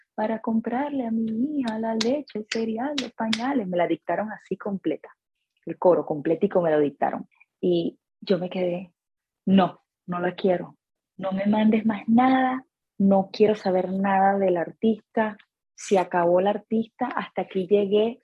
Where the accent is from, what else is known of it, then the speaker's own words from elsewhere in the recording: Venezuela; moved away as an adult; now in United States; Soy venezolana, empecé mi carrera musical en Caracas